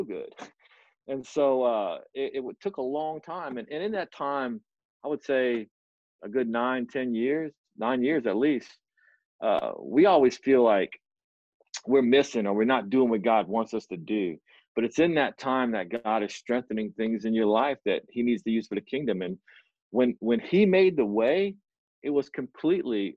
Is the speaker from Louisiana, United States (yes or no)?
yes; Hammond, Louisiana, United States; I'm from Hammond, Louisiana